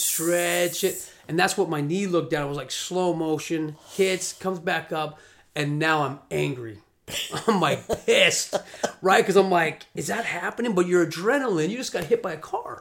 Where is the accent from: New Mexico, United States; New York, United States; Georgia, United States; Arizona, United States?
Arizona, United States; Scottsdale; I'm from Arizona, from Scottsdale